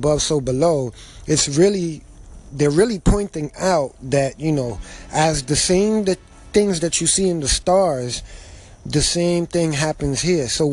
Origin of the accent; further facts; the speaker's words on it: New York City, New York, United States; I was born and raised in New York City.